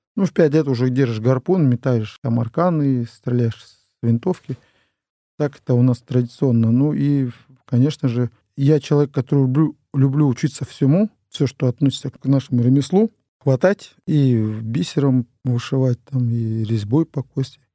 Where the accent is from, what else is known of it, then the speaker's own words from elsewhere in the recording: Chukotka Autonomous Okrug, Russia; в советское время у нас на Чукотке не было имен